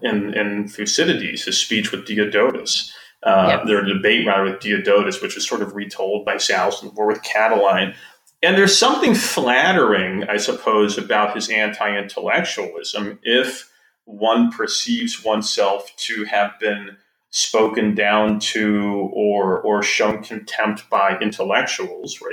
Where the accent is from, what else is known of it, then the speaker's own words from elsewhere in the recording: Wisconsin, United States; I'm from Wisconsin